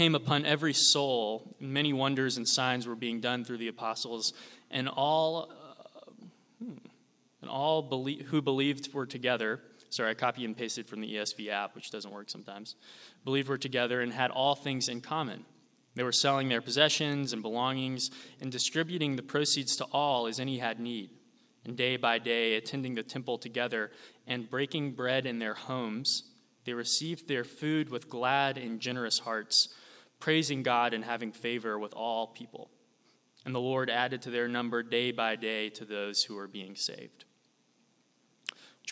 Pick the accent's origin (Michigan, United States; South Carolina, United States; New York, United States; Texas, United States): South Carolina, United States; Sumter; moved away as an adult; also born or lived in Toronto; now in Charleston, United States; I grew up in Sumter, just, 30 miles down the road